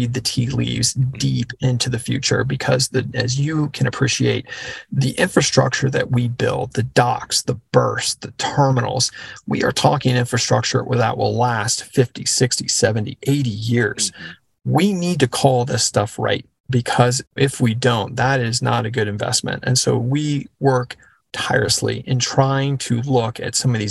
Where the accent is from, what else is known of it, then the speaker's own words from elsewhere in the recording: Texas, United States; I grew up in Texas